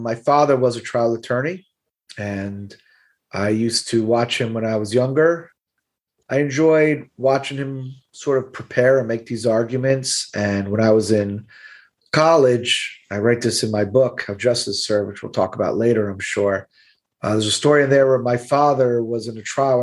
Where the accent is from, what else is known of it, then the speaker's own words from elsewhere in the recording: Miami, Florida, United States; accent: Brooklyn; I'm born and raised in Miami. I went away to college, but I knew I wanted to live and practice in Miami.